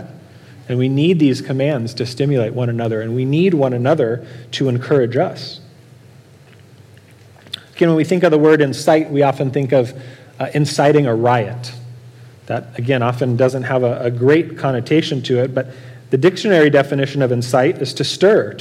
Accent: Norco, California, United States; I grew up in Norco

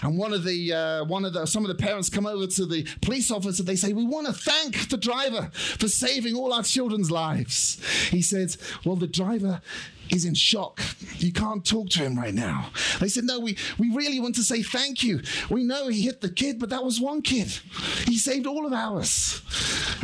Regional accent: United Kingdom; I'm British

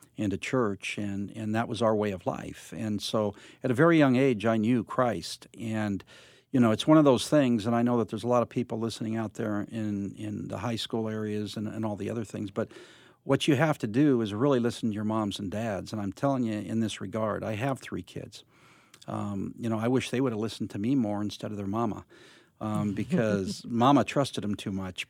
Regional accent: Covina, California, United States; also born or lived in Los Angeles; I grew up in Covina area

